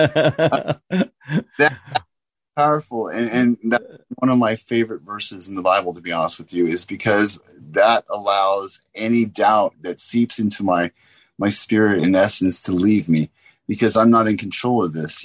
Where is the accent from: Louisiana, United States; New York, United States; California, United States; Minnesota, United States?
California, United States; San Diego; I grew up in Southern California